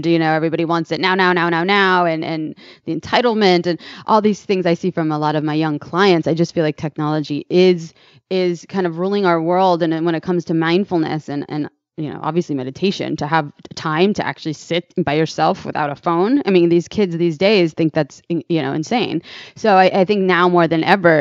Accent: San Francisco, California, United States; I'm proud to be for the Bay Area as well, born and raised in San Francisco

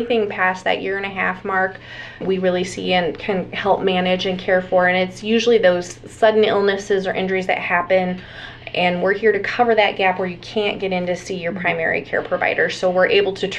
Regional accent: Northeast Nebraska, United States; moved away as an adult; also born or lived in Minnesota; now in Illinois, United States; I am originally from Northeast Nebraska

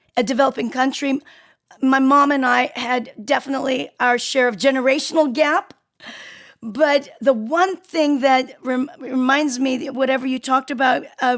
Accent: Seoul, South Korea; now in United States; I'm from Korea, Seoul, Korea. So I'm from a different country. I've been in the States for a very long time.

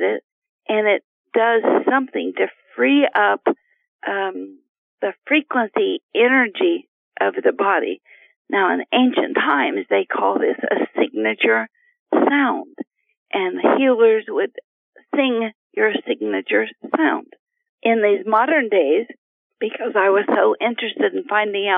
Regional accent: Appalachia, United States; I was raised in Appalachia with no electricity

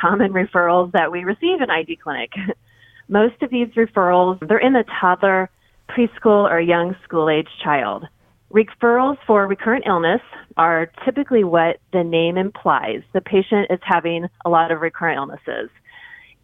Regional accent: Kansas City, United States; I grew up in Kansas City

